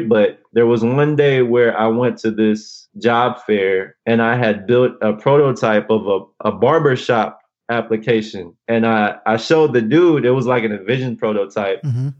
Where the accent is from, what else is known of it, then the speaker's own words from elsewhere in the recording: Los Angeles, California, United States; also born or lived in Alhambra; growing up in South